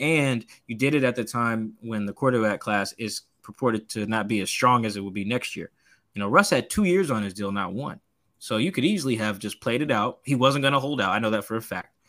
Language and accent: English; Seattle, Washington, United States; I grew up in Seattle. I'm from here